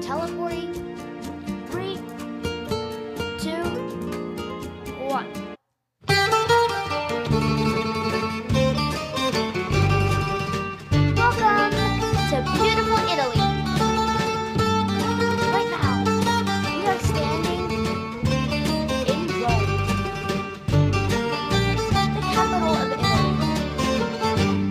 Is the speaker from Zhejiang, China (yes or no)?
no; Shanghai, China; moved away; Standing in my home city of Shanghai, China